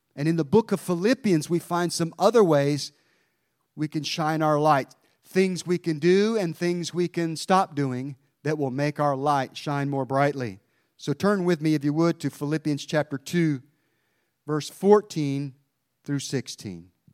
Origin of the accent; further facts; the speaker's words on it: Mount Airy, North Carolina, United States; my hometown of Mount Airy